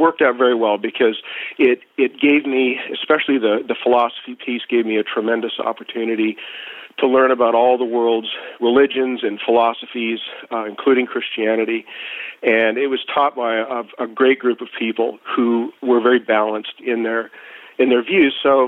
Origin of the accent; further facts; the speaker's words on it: Edmonton, Alberta, Canada; So, Ray, I'm from Canada originally, born in 1959 in Edmonton, Alberta